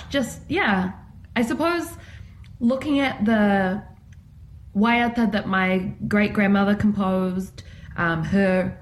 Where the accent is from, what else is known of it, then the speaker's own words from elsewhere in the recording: Christchurch, Canterbury, New Zealand; also born or lived in Port Waikato; I grew up in Christchurch